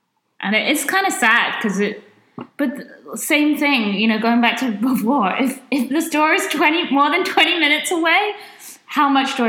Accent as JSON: {"language": "English", "country": "United Kingdom", "moved": "as an adult", "lives_now": "United States", "said": "I'm British."}